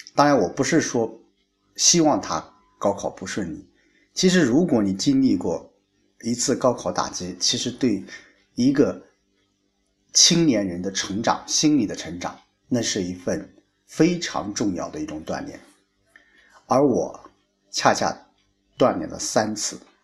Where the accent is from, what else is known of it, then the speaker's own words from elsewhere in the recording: hometown with Maotanchang Middle School, Anhui, China; 我家乡的一所中学，叫毛探厂中学